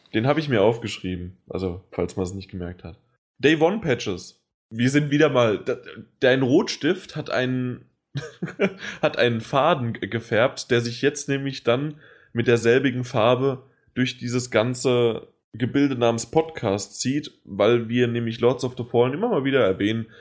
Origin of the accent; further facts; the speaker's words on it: Germany; bei uns in Deutschland